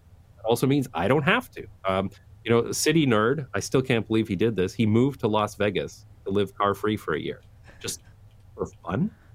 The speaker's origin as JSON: {"language": "English", "town": "London", "region": "Ontario", "country": "Canada", "tie": "born or raised there", "also_born_or_lived": "United Kingdom / Taiwan / Belgium", "moved": "as an adult", "lives_now": "Amsterdam, Netherlands", "said": "I'm from London, Ontario, Canada, which is a very suburban place."}